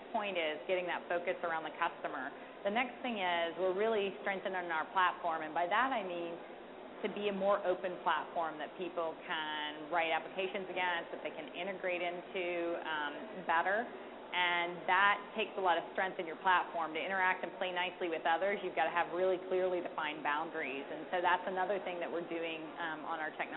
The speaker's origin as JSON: {"language": "English", "region": "the South", "country": "United States", "said": "I'm from the South"}